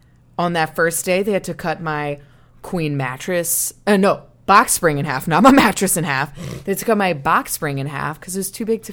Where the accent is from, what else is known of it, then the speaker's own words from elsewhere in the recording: Frisco, Louisiana, United States; moved away as an adult; also born or lived in Shreveport, Louisiana; now in Chicago, United States; technically, I'm from Frisco.